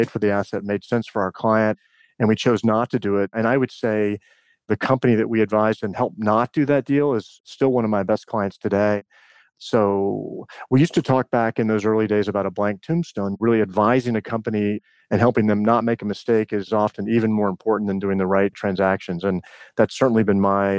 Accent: Richmond, Virginia, United States; I grew up in Richmond, Virginia

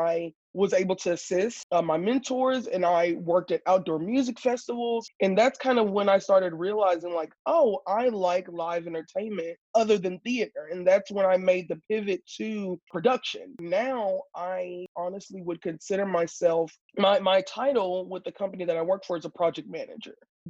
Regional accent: Houston, Texas, United States; moved away as an adult; now in California, United States; I was born and raised in Houston, Texas

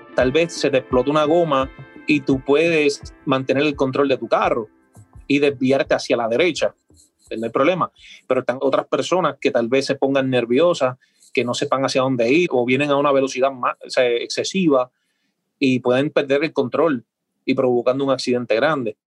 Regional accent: Puerto Rico; moved away; also born or lived in Miami; Regresé a Puerto Rico

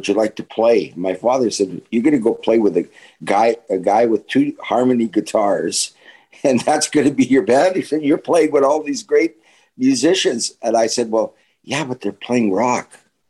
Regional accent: Winnipeg, Manitoba, Canada; And he knew who I was because I was a star in Winnipeg.

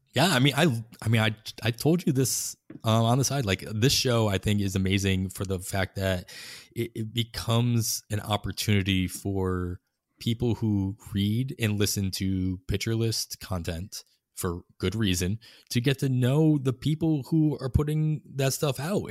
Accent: Boston, Massachusetts, United States; moved away as an adult; also born or lived in Clearwater, Florida; now in Oakland, United States; growing up in Massachusetts and Boston

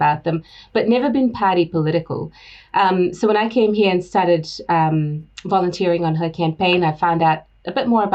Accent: Singapore; moved away as an adult; also born or lived in India; now in New Zealand; I grew up in Singapore. I was there for, about 20 or so years. Went to school there, worked for a bit there.

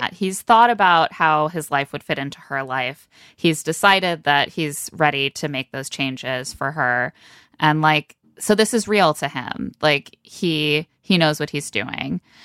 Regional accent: Midwest, United States; I'm not from Minnesota, just the Midwesternness

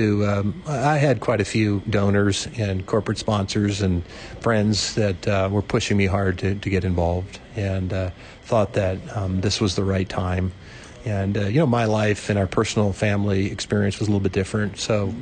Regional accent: Midwest, United States; I grew up in the Midwest

